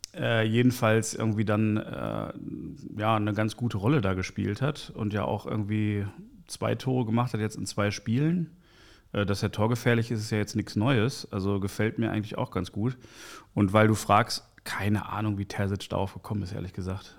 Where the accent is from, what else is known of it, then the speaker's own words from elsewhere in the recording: Bochum, North Rhine-Westphalia, Germany; also born or lived in Kreuzberg, Berlin; now in Berlin, Germany; ich bin Journalist aus Kreuzberg, geboren in Bochum, Ruhrgebiet